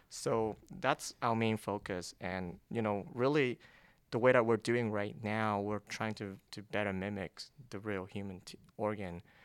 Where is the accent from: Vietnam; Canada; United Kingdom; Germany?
Vietnam; moved away as an adult; now in United States; I grew up in Vietnam